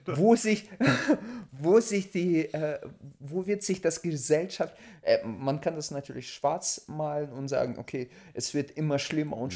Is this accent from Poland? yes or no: no; Russia; now in Germany; ich als Russe